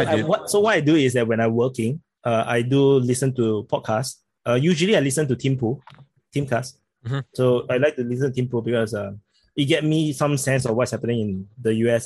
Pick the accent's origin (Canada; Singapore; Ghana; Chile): Singapore; accent: Singaporean; I'm very surprised by the support I get from the channel because I speak with a Singaporean accent.